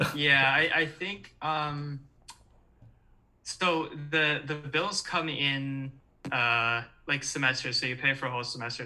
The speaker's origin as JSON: {"language": "English", "region": "Michigan", "country": "United States", "tie": "born or raised there", "moved": "as an adult", "lives_now": "Chicago, United States", "said": "born and raised in Michigan, been here a long time. Uh, just moved to Chicago"}